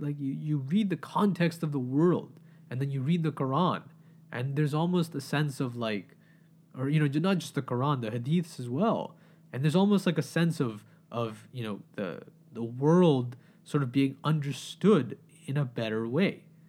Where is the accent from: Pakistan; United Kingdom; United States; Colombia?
Pakistan; now in Canada; as a Pakistani man